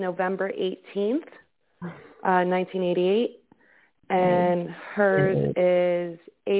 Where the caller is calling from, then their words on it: Massachusetts, United States; I'm actually calling from Massachusetts.